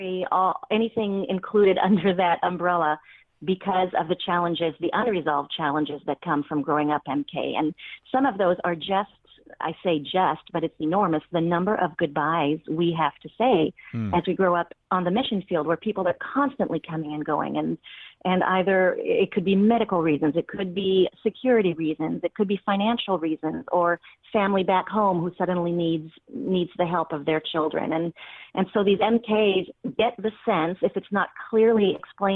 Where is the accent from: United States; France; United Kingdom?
France; moved away; my home country, in Paris